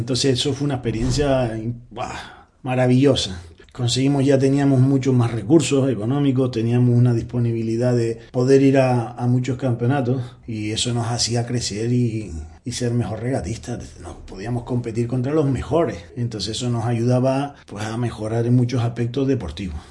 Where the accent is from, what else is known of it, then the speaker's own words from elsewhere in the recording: Gran Canaria, Canary Islands, Spain; Comencé en el Optimi, en una escuela de vela de Puerto Rico, allí en Gran Canaria